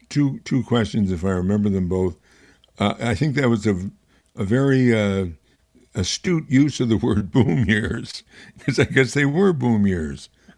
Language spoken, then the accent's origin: English; Amsterdam, New York, United States; my hometown of Amsterdam.